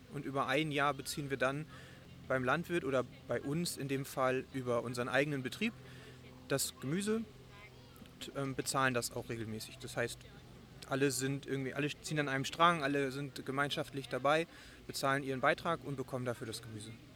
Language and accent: German; Germany; now in Bonn, Germany; Ich bin äh, eigentlich aus dem Moor in der Nähe von Bremen. Ich ähm, bin äh, seit sieben Jahren jetzt in Bonn.